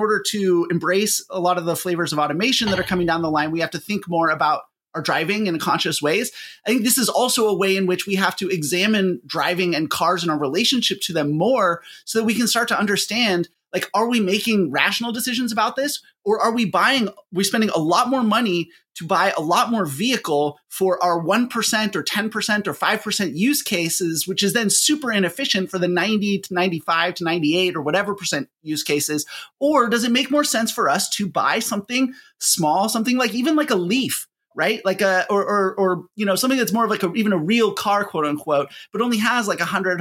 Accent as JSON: {"language": "English", "town": "Eugene", "region": "Oregon", "country": "United States", "tie": "born or raised there", "said": "I grew up in Eugene, Oregon, which is another classic college town."}